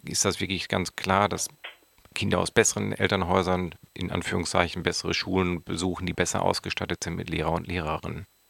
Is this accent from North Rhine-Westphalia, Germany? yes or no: yes; Wuppertal, North Rhine-Westphalia, Germany; moved away; ich komme selbst aus Wuppertal